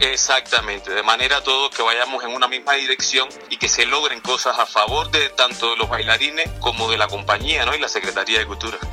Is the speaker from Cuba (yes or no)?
yes; Cuba; now in Mexico; Yo nací en Cuba, pero me siento mexicano